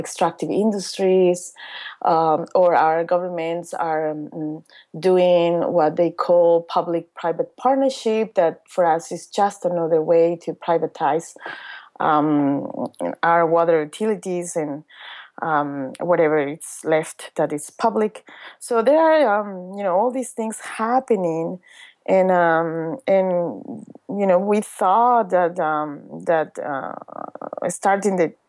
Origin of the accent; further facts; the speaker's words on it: Cochabamba, Bolivia; my hometown Cochabamba, which is the on that time was the third largest city in Bolivia